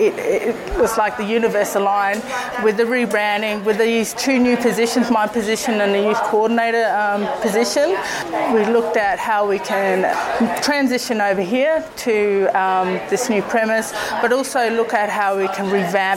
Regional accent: Alice Springs, Northern Territory, Australia; I'm an Aboriginal woman. I'm from here. My family ties are from here, my maternal family.

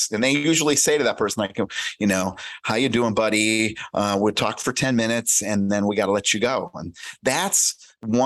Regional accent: United States

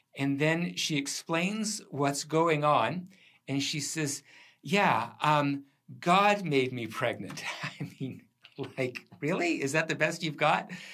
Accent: Port Alberni, British Columbia, Canada; When I grew up there, it was the, uh, it had one of the highest divorce rates in the country

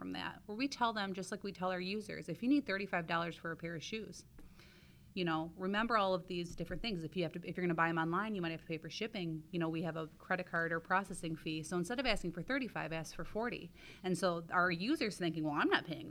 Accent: Jackson, Michigan, United States; I'm from Jackson and our business is in Ann Arbor

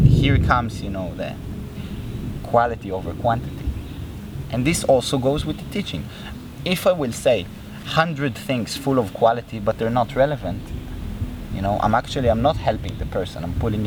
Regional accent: Israel; growing up in Israel, which is a country very, very connected to religion

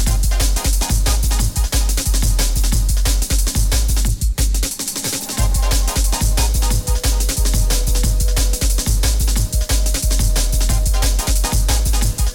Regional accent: United States; I'm American

